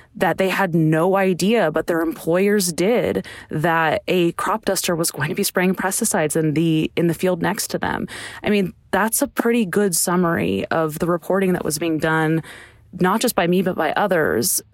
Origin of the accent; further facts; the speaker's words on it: California, United States; also born or lived in Chicago / Idaho; now in Texas, United States; I grew up in California and spent some time in Chicago